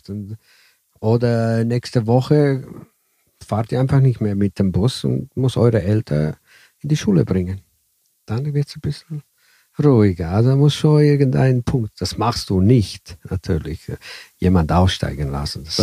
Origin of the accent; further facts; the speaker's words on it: Italy; Ja, ich als Italiener äh, habe die Erfahrung, dass die hier die ersten Raststätte hier äh, in Tirol äh, sind immer noch deutschmäßig.